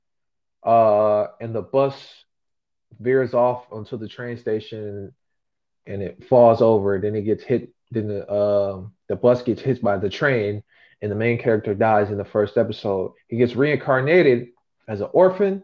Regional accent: United States; I'm from America

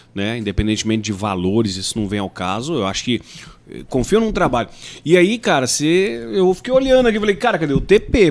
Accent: Ouroeste, São Paulo, Brazil; also born or lived in Goiás / Mato Grosso do Sul / Campo Grande; now in Rondonópolis, Brazil; de onde eu nasci, fui criado, Oroeste, que tem lá seus 8, 10 mil habitantes

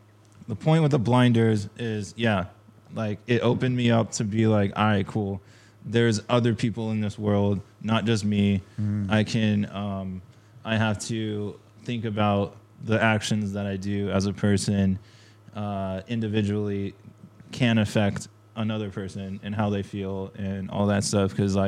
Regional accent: Huntington Beach, California, United States; I was like skating in Huntington this one time. It's Surf City, right?

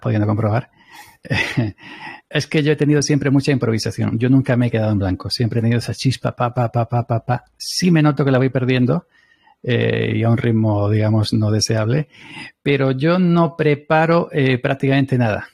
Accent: Andalusia, Spain; somos andaluces los dos

